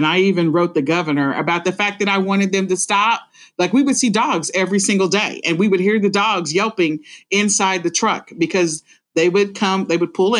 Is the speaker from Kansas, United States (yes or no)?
yes; Wichita, Kansas, United States; also born or lived in St. Louis, Missouri; I was raised in Wichita, Kansas, but I was not born there. I was born actually in St. Louis, Missouri, but I was raised in Wichita, Kansas